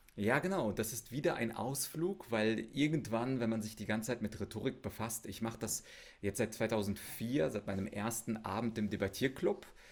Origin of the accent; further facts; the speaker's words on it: Osnabrück, Lower Saxony, Germany; now in Munich, Germany; bei mir in meiner Heimatstadt Osnabrück